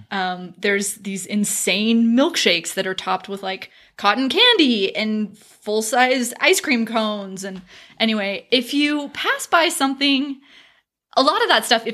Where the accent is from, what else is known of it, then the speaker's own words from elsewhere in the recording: California, United States; I'm from California